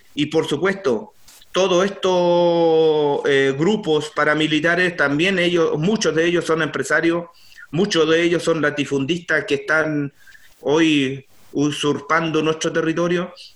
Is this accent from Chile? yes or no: yes; Curacautín, Araucanía, Chile; soy lonco del Lofradalco de la comuna Curacautín